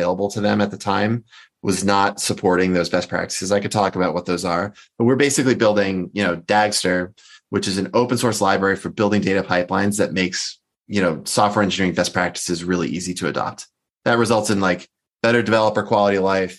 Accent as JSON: {"language": "English", "town": "Boston", "region": "Massachusetts", "country": "United States", "also_born_or_lived": "California", "moved": "as an adult", "said": "I'm originally from the Boston area and I'm back there now"}